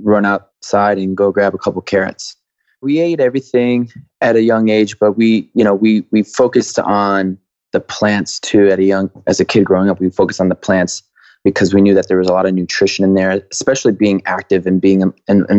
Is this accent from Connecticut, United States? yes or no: yes; Waterbury, Connecticut, United States; I grew up in Waterbury, Connecticut